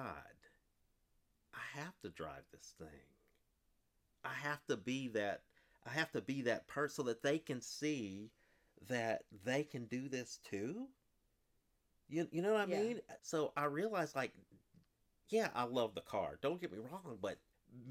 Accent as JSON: {"language": "English", "town": "Bloomington", "region": "Indiana", "country": "United States", "said": "I'm from Southern Indiana. I'm from Bloomington."}